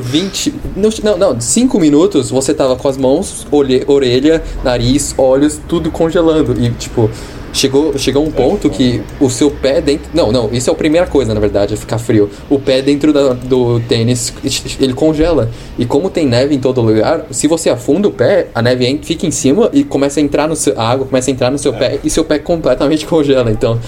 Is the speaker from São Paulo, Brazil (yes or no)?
yes; São Paulo, Brazil; also born or lived in Australia; now in Toronto, Canada; eu sou de São Paulo